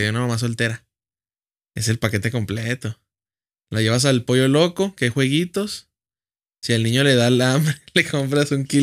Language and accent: Spanish; Gómez Palacio, Durango, Mexico; Yo soy de Gómez.